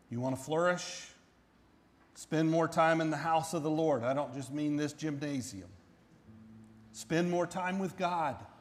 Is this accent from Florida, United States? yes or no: yes; Central Florida, United States; now in Kansas, United States; I grew up in Central Florida